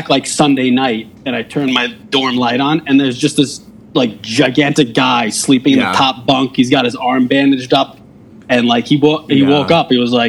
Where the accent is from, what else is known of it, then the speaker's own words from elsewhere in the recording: New Jersey, United States; moved away as an adult; also born or lived in Pittsburgh, Pennsylvania; now in Albany, United States; I grew up outside of, you know, I grew up in Jersey, like just pretty not too far outside of New York, and then Pittsburgh for 5 years.